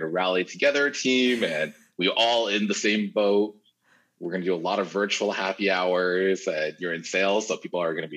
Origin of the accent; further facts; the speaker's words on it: Florida, United States; moved away as an adult; also born or lived in New York City, United States; now in Singapore; I was born, I was raised up in Florida